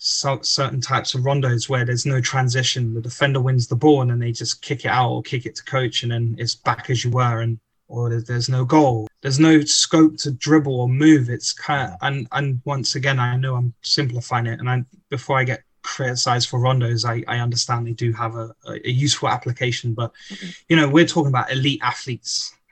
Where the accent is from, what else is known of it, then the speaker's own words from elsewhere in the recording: England, United Kingdom; being an Englishman kind of homesick, seeking that passion for soccer